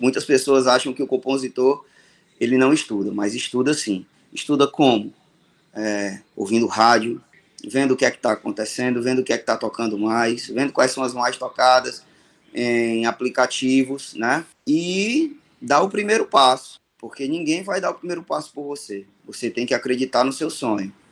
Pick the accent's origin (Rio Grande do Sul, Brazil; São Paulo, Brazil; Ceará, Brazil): Ceará, Brazil; Fortaleza; tenho 40 anos, sou natural de Fortaleza